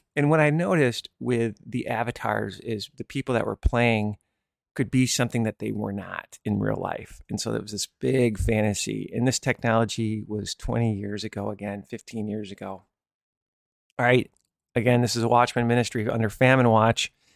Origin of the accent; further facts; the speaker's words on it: Michigan, United States; I grew up in Michigan